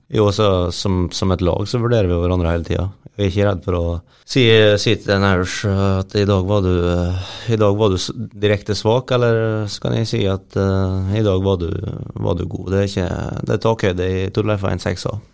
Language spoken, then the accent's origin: Norwegian; Møre og Romsdal, Norway; er ganske lokal gutt